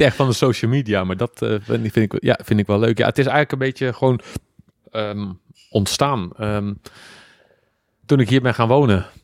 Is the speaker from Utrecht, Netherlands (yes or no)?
no; Schiedam, South Holland, Netherlands; ik kom uit Schiedam, Rotterdam